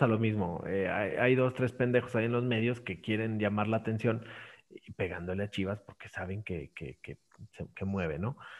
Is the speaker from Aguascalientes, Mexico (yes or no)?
yes; Aguascalientes, Mexico; yo soy de acá de Aguascalientes